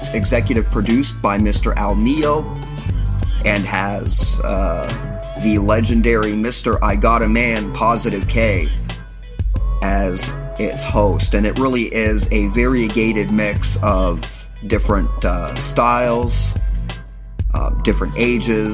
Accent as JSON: {"language": "English", "country": "Canada", "said": "I remain proud to be a Canadian"}